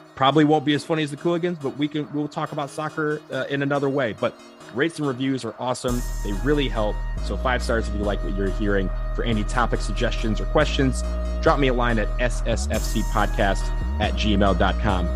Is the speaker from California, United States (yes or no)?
no; Detroit, Michigan, United States; I'm from Detroit.